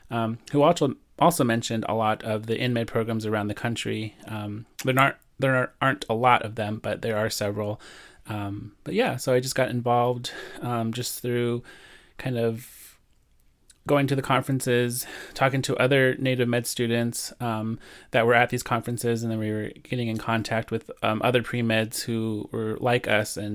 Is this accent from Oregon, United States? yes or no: no; New Mexico, United States; I am Navajo and Zuni Pueblo. I am originally from New Mexico.